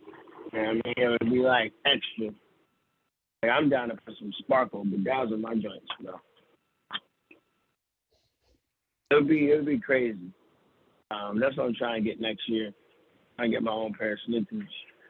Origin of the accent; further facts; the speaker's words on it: Milton, Delaware, United States; my hometown of Milton, Delaware